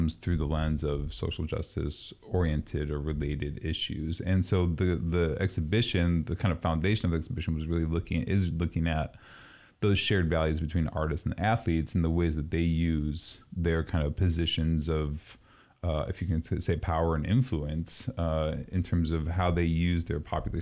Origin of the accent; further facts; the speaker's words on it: East Coast, United States; moved away; Growing up on the East Coast, lacrosse is a major phenomenon out there